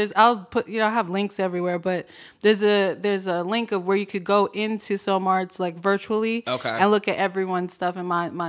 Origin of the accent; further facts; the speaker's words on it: California, United States; I'm from California.